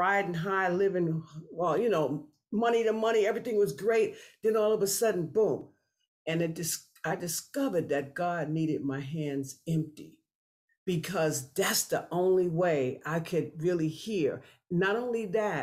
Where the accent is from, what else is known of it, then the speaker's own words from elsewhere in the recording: New York City, New York, United States; also born or lived in Florida; I grew up in New York City and between New York City and Florida